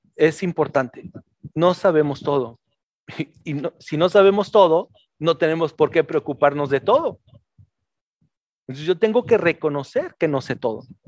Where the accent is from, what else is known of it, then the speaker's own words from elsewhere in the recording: Mexico City, Mexico; now in northern Mexico; yo también nací en la Ciudad de México y en la Ciudad de México se vive de una forma muy diferente, te puedo decir acá en el norte.